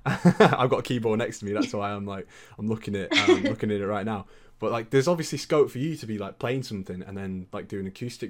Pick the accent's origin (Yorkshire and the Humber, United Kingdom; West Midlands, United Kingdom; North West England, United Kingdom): North West England, United Kingdom; accent: Lancashire; I was up in Lancashire, which is where my accent was from. I used to live up there for a bit.